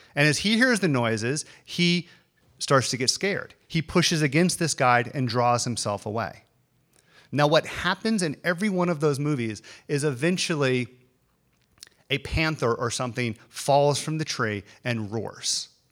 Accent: the South, United States; I grew up in the South. This is the South.

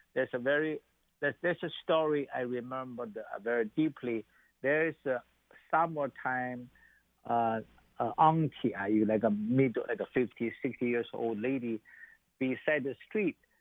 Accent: Xi'an, Shaanxi, China; moved away; I was born in China

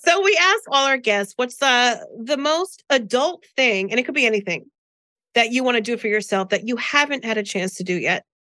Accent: New Jersey, United States; I'm from Jersey

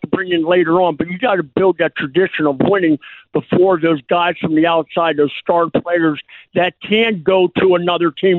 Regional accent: Pittsburgh, Pennsylvania, United States; I grew up in Pittsburgh, and I played football in high school and everything

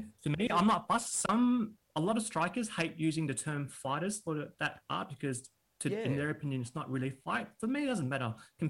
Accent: Kensington, Victoria, Australia; in Kensington, which was like inner west.

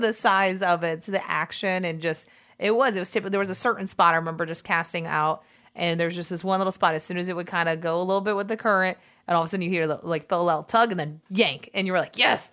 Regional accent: South Florida, United States; We're from South Florida

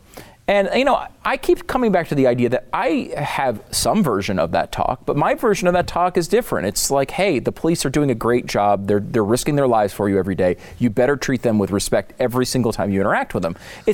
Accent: Connecticut, United States; I mean, I'm like the whitest guy in the world and I grew up in Connecticut.

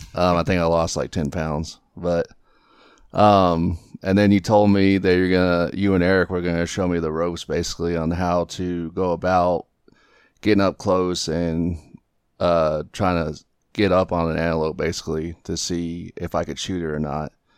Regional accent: southeast Texas, United States; now in Aurora, United States; grew up in the southeast part of Texas

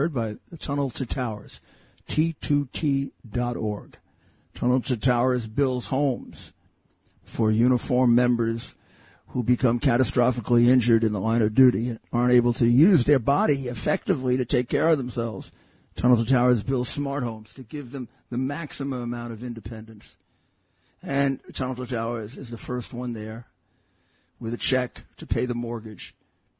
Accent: New York City, New York, United States; I'm a New Yorker all my life

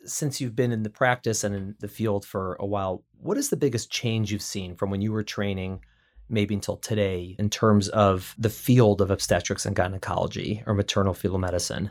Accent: Chicago, Illinois, United States; now in New York City, United States; We're both Midwesterners. I was in Chicago

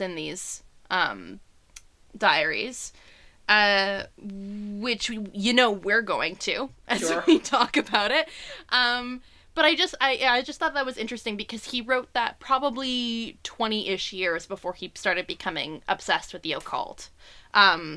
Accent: Kitchener, Ontario, Canada; Berlin, which is now Kitchener, which is my hometown

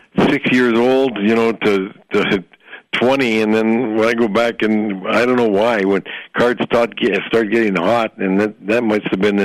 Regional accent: Sault Ste. Marie, Ontario, Canada; I'm from the Sioux

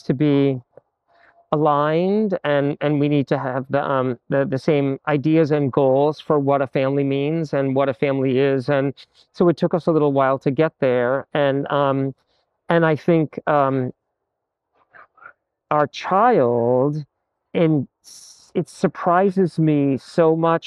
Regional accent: Massachusetts, United States; I grew up in the Episcopal and Methodist churches in Massachusetts

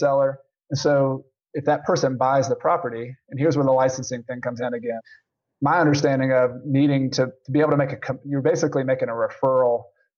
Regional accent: the South, United States; I grew up in the South and we'd go out in the country.

